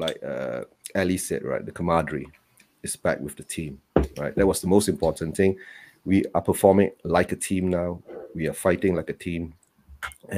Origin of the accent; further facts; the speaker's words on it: Malaysia; I'm from Malaysia